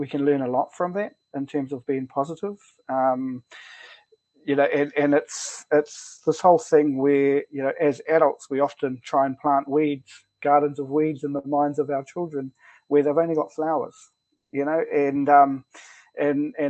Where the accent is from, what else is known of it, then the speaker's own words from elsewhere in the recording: Tauranga, Bay of Plenty, New Zealand; I grew up around my nan in Koro, so I was born in Tauranga, grew up around my nan in Koro